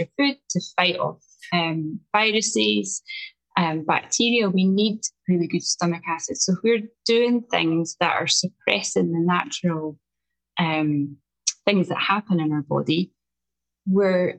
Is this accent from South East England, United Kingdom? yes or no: no; Scotland, United Kingdom; accent: strong Scottish (rolled R's); I'm coming to you today from just outside Edinburgh in Scotland. So as we've already found out, my accent is quite strong. I roll my R's